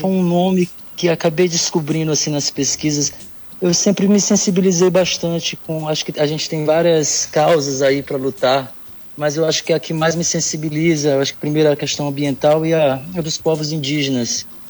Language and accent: Portuguese; São Luís, Maranhão, Brazil; moved away as an adult; also born or lived in Ottawa; now in Canada; sou de São Luís do Maranhão, nascido, criado, muito enraizado aqui com o meu estado, com minha cidade